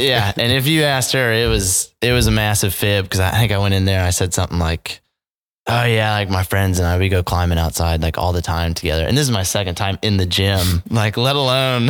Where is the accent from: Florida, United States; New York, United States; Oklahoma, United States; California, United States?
Oklahoma, United States; Edmond; born and raised here in Edmond, Oklahoma